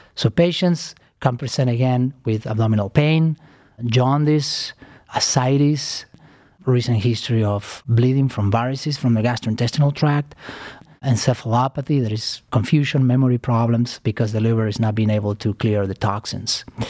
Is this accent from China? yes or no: no; Argentina; moved away as an adult; also born or lived in New York City, United States; now in Cleveland, United States; I am originally from Argentina. I came to United States, uh, fifteen years ago